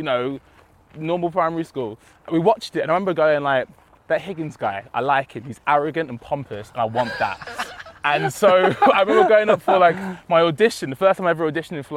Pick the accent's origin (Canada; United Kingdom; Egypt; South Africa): United Kingdom; Romford, London; moved away as an adult; also born or lived in New Cross, London; now in Manchester, United Kingdom; So I lived in New Cross, which is like South London, I believe. And then we moved to Romford when I was about three.